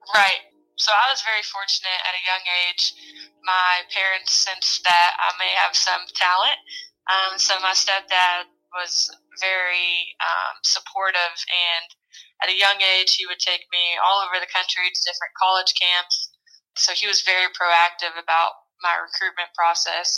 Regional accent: Owensboro, Kentucky, United States; moved away; I'm from Owensboro, Kentucky originally, small rural community in Kentucky. Grew up playing basketball my whole life

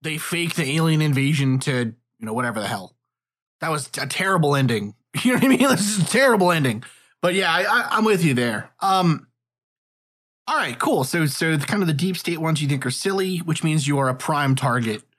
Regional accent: New York, United States; I grew up in New York, and when I was in school, when I was like in middle school, 9/11 happened

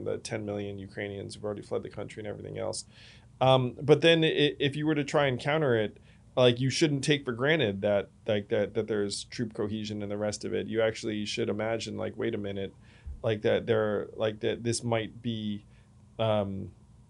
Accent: United States; as an American

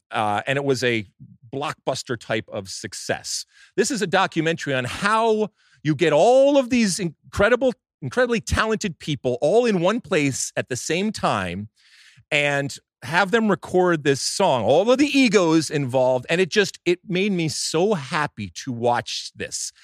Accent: United States; as an American soccer fan and as an M L S supporter

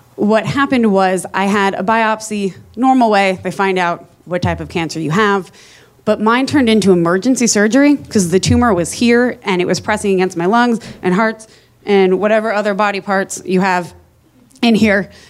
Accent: New Jersey, United States; I am from New Jersey

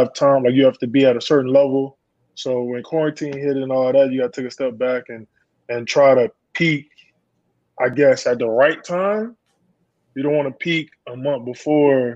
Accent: Florida, United States; Yes, I am.

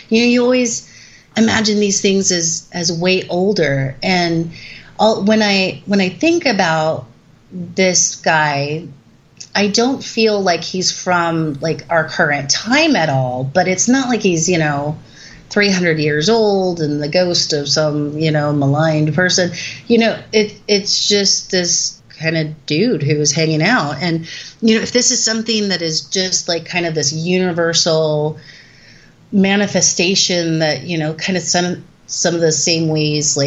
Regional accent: Southern California, United States; I'm from Southern California

